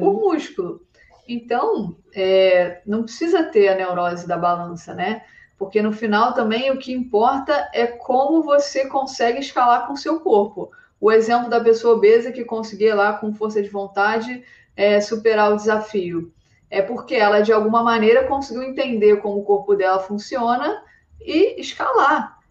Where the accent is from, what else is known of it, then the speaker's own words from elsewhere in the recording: Rio de Janeiro, Brazil; moved away as an adult; now in Arco, Italy; Eu sou do Rio de Janeiro